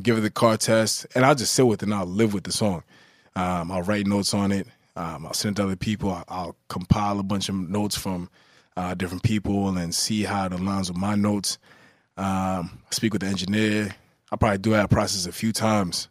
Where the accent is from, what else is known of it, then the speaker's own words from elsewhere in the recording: Newburgh, New York, United States; I'm from Newburgh